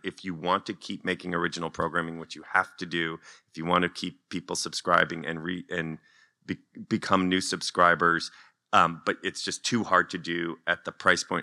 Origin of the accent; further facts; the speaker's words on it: United States; also born or lived in Washington Heights, New York; now in Los Angeles, United States; as an American living in L